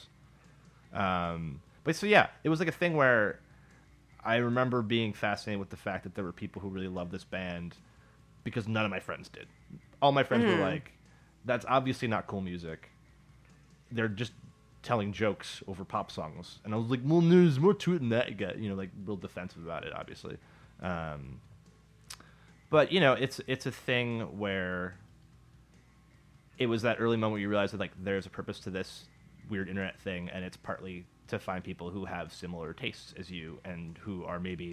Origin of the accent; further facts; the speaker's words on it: Milwaukee, Wisconsin, United States; when I say Milwaukee, my hometown, I just drop the L because that's how you show you're from Milwaukee.